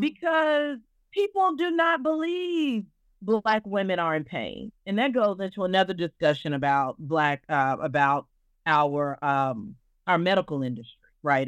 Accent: Arkansas, United States; I am a Southerner. I'm from Arkansas.

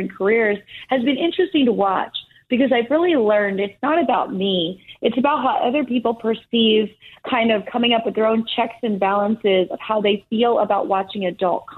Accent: Easton, Pennsylvania, United States; moved away as an adult; I grew up in Easton, Pennsylvania.

